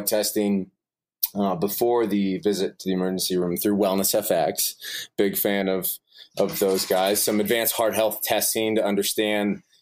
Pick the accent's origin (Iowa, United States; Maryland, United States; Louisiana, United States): Iowa, United States; Des Moines; I'm originally from Des Moines, Iowa